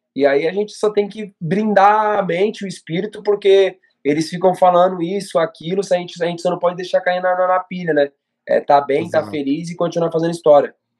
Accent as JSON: {"language": "Portuguese", "country": "Brazil", "said": "Nós que somos brasileiros"}